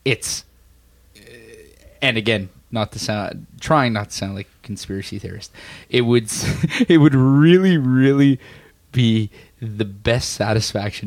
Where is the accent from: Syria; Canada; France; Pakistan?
Canada; as a Canadian